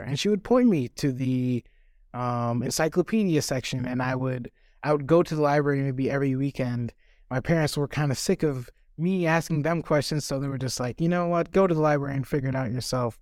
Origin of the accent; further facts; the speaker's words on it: Kingsport, Tennessee, United States; also born or lived in Cape Town, South Africa; I've been living here since, like I said, I was four, so there's a lot of childhood memories here too.